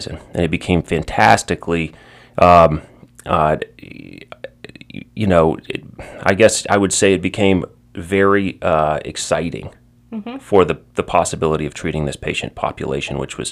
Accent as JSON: {"language": "English", "town": "Baton Rouge", "region": "Louisiana", "country": "United States", "tie": "born or raised there", "also_born_or_lived": "New Orleans", "said": "I am from Baton Rouge, originally born and raised here"}